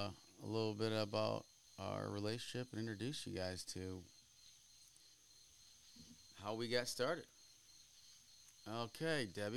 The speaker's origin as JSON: {"language": "English", "region": "Ohio", "country": "United States", "moved": "as an adult", "lives_now": "Florida, United States", "said": "I'm 41 years old. I'm a gringo, Americano, originally from Ohio. Moved to Florida in 2020."}